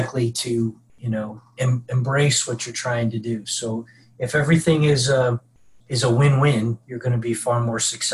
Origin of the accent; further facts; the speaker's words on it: Mid-Atlantic, United States; moved away as an adult; also born or lived in Tennessee; I grew up in the Mid-Atlantic. I came down to Tennessee